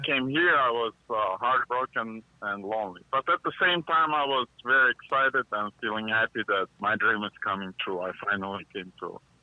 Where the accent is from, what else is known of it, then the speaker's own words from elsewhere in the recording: Armenia; English is a second language; also born or lived in Yerevan / Russia; now in United States; I myself uh, grew up mostly in Armenia